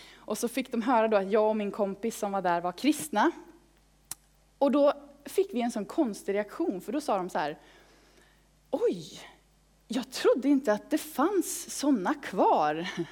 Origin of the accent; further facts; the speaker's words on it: Falköping, Västra Götaland, Sweden; i pingstförsamlingen i Falköping, där jag växte upp